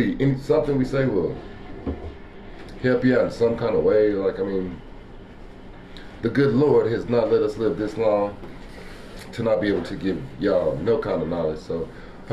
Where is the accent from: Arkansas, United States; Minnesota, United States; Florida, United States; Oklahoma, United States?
Oklahoma, United States; I'm from Oklahoma.